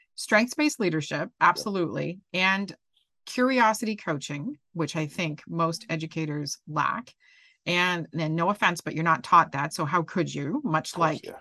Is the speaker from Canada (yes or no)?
yes; Canada; I'm Canadian